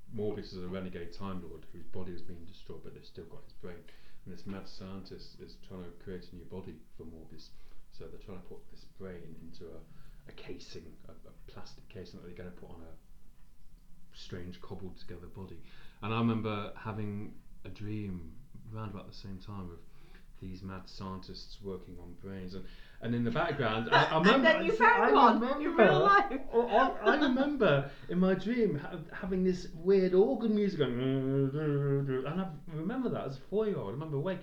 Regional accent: Nottingham, East Midlands, United Kingdom; where we grew up on Derby Road, just near the Queen's Medical, big house on Derby Road

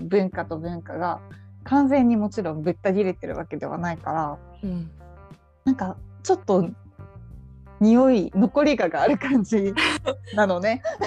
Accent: Saitama, Japan; 私は地元は埼玉だけど、うん、高校は東京に行ってたので

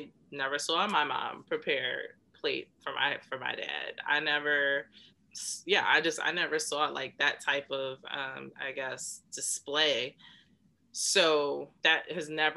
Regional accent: United States; I'm Black American

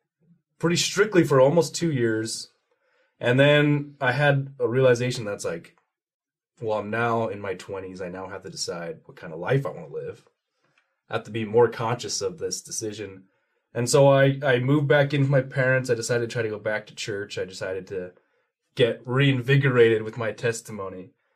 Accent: Utah, United States; also born or lived in Washington, D.C.; I moved all over. I lived in Utah for most of my childhood, and then I lived out in D.C.

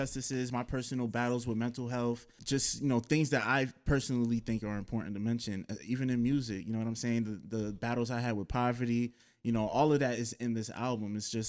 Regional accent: Elizabeth, New Jersey, United States; also born or lived in Roselle, New Jersey; I was like born and raised in Elizabeth, New Jersey.

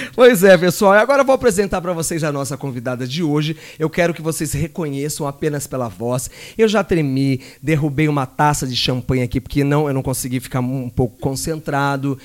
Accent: Jacareí, São Paulo, Brazil; moved away; lá na minha cidade que tinha Jacareí

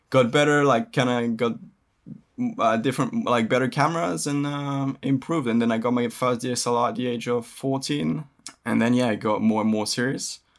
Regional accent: Indonesia; The fact that I lived actually, I grew up in in Indonesia, uh, yeah.

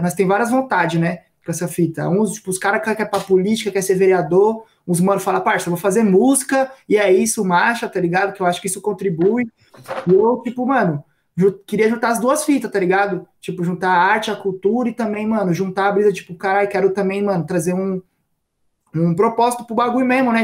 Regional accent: Purá, Zona Sul, São Paulo, Brazil; eu cresci na Purá, né, mano? Que é uns bairros assim, tipo, parça, bem distante aqui na Zona Sul

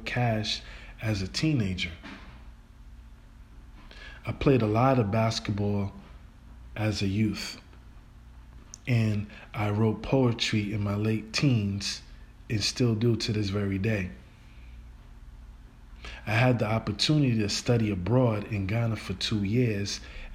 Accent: Rhode Island, United States; I was born and raised in Rhode Island, USA

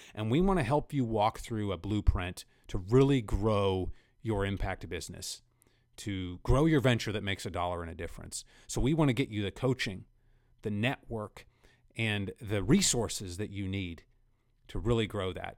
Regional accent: central Kansas, United States; I grew up in central Kansas myself

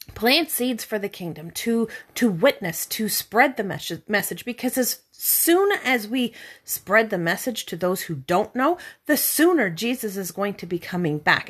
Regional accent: Canada; we're from Canada.

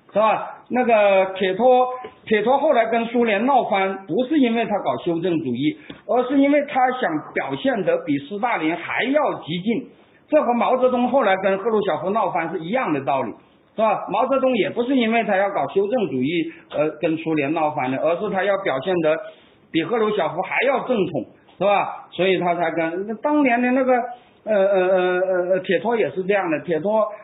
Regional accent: China; 我们中国人

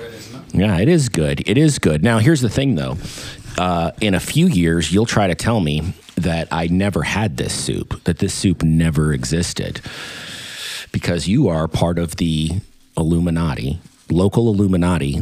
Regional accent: Anchorage, Alaska, United States; I grew up in Anchorage, Alaska

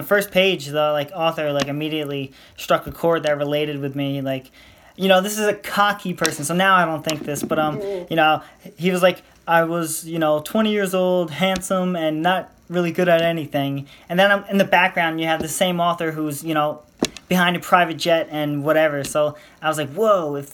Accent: United States; I'm from America

